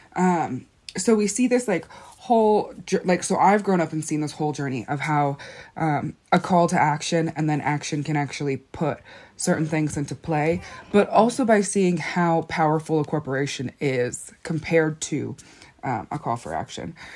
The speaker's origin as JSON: {"language": "English", "area": "Black Mesa", "region": "Arizona", "country": "United States", "said": "I'm from Black Mesa"}